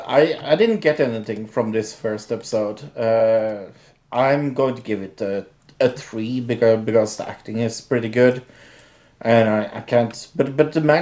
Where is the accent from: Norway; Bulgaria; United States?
Norway; accent: Norwegian; my Norwegian accent